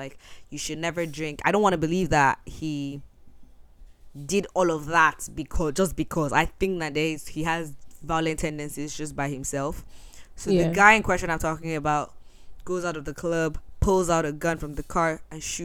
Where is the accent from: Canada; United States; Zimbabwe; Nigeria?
Nigeria; I'm Nigerian. I'm proud of my culture